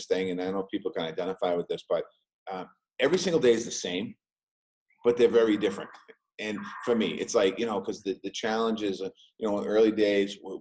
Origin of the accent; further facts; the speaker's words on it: Boston, Massachusetts, United States; I grew up in Dorchester, lifelong Dorchester resident